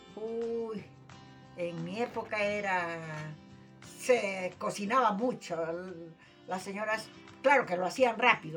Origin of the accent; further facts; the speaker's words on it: Tacna, Peru; nacida en la calle Deustoa, vecina de la Plaza de Armas